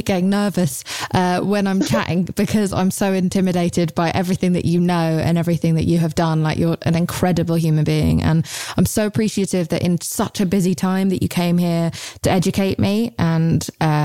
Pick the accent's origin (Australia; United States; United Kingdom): United Kingdom; England; I'm British